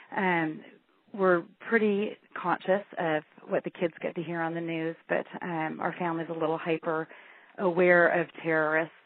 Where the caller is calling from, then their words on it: Washington, United States; I'm calling you from Washington State.